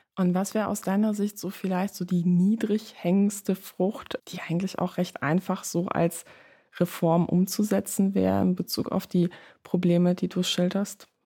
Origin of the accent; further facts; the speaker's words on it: Germany; Ich komme aus der Nähe von Holland